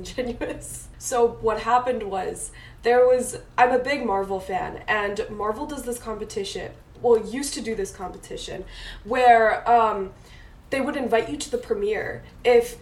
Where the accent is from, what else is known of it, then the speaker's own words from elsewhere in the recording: Washington, D.C. area, District of Columbia, United States; I grew up in the Washington, D.C. area